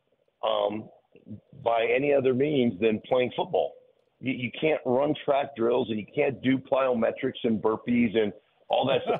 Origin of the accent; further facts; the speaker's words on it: Anchorage, Alaska, United States; moved away; also born or lived in Idaho; I grew up in Anchorage, Alaska